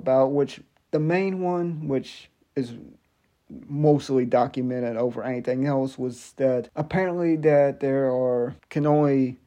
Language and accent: English; Biloxi, Mississippi, United States; moved away; I was born in a town in Mississippi called Biloxi